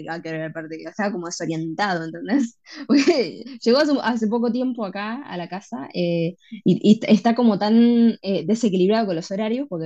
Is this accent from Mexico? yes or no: no; Argentina; Y yo obviamente soy argent